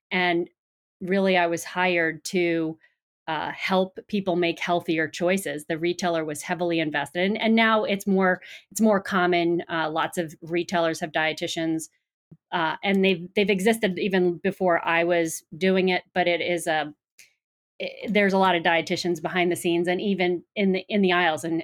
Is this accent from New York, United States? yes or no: yes; Long Island, New York, United States; moved away as an adult; also born or lived in Boston; originally from New York, if you couldn't tell by my accent, uh, grew up on Long Island on the coast, and uh, went to school in New York